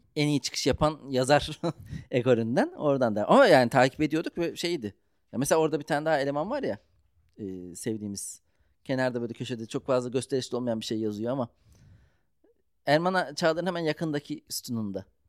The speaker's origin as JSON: {"language": "Turkish", "region": "Ankara", "country": "Turkey", "said": "Ben Ankaralıyım"}